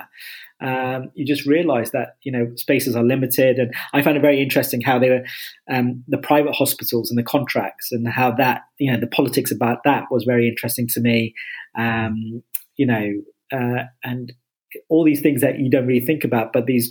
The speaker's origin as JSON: {"language": "English", "town": "Enfield", "region": "London", "country": "United Kingdom", "tie": "born or raised there", "moved": "yes", "said": "I'm from kind of Enfield and Chase Farm"}